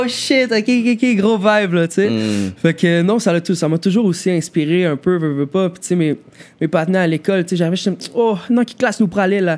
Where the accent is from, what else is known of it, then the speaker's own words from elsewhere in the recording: Montreal, Quebec, Canada; j'ai toujours vécu euh, plateau Rosemont, en fait, toujours plateau S Rosemont